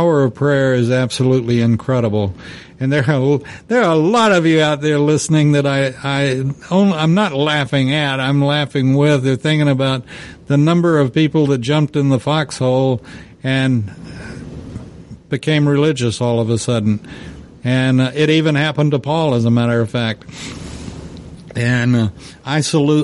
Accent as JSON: {"language": "English", "country": "United States", "said": "I'm an American, and I'm proud of being able to vote"}